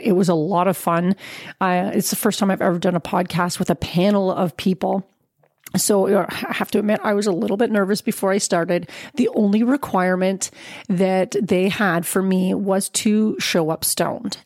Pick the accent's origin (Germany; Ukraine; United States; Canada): Canada; As a Canadian